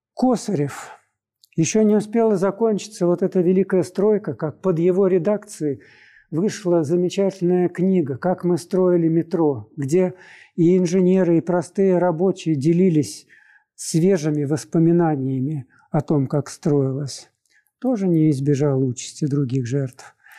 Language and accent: Russian; Moscow, Russia